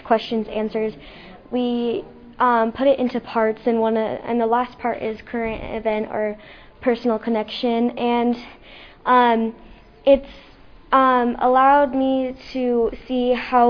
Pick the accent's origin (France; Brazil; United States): United States; since I was born here in America